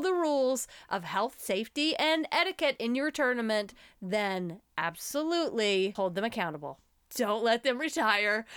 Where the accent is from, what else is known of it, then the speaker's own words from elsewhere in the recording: United States; As American women